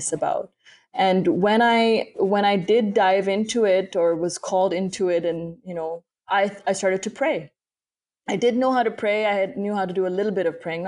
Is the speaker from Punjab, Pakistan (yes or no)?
no; Karachi, Sindh, Pakistan; moved away as an adult; now in United States; I grew up in Pakistan, and for me, that's still home, even though I'm living in the US now